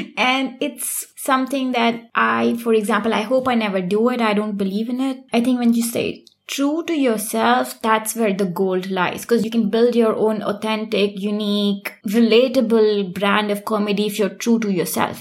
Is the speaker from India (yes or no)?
yes; India; moved away as an adult; now in Germany; I am originally from India